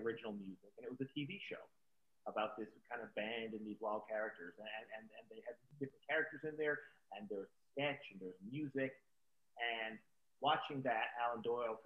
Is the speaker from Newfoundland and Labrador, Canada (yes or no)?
yes; Newfoundland and Labrador, Canada; growing up in Newfoundland from my early childhood right up to just after high school